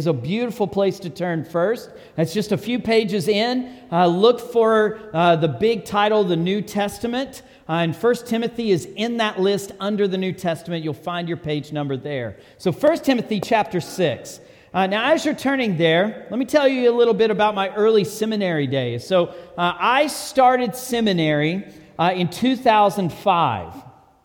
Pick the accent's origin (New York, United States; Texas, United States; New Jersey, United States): Texas, United States; I'm from Texas